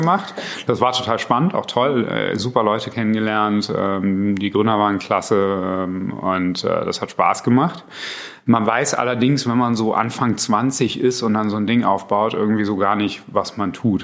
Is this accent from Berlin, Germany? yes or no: yes; Berlin, Germany; ich bin eigentlich Berliner